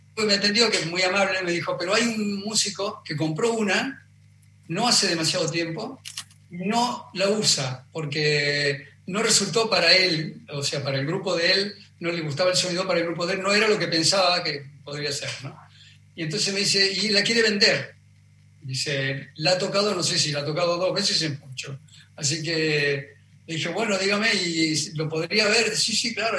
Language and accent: Spanish; Argentina; moved away as an adult